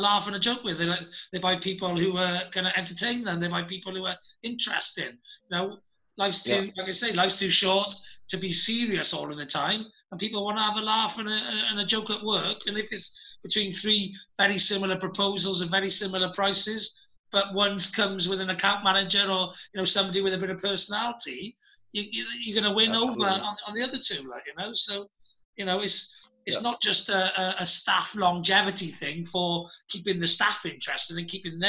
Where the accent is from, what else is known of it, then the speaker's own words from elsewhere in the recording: Wales, United Kingdom; I'm from Wales, which is next to England